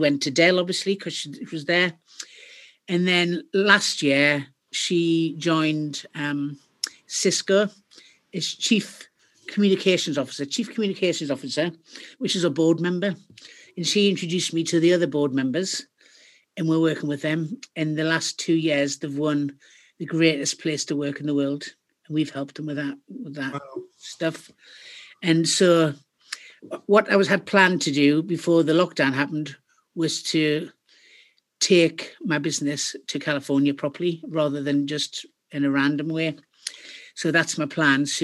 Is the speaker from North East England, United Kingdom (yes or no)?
yes; Ashington, North East England, United Kingdom; moved away; I come from Asherton.